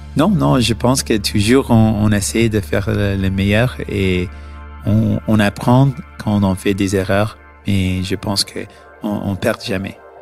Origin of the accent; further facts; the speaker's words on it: Canada; French is a second language; nous sommes tous de Canada